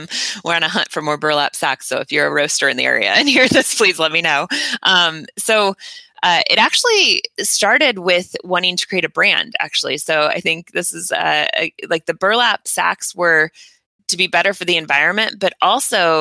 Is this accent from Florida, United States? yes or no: no; Indiana, United States; now in California, United States; I'm from Indiana. And we don't have coffee there